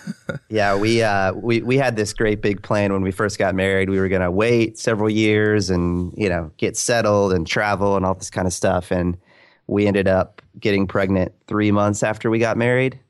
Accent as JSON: {"language": "English", "town": "Orlando", "region": "Florida", "country": "United States", "tie": "born or raised there", "said": "born and raised. I think I'm um, one of the like remaining 10 here in the city that have lived here their whole lives"}